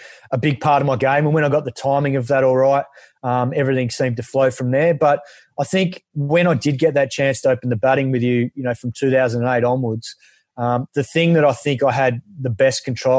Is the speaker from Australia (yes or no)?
yes; Perth, Western Australia, Australia; growing up in Perth